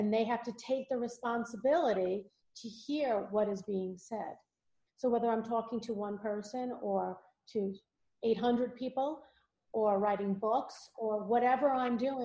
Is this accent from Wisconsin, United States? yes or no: no; Valley Stream, New York, United States; accent: Long Island; I grew up in Valley Stream